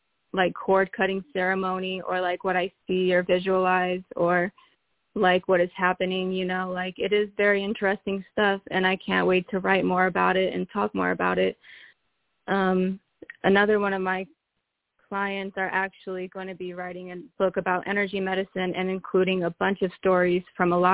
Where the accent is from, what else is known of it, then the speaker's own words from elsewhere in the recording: Peoria, Illinois, United States; I'm from Peoria, Illinois, born and raised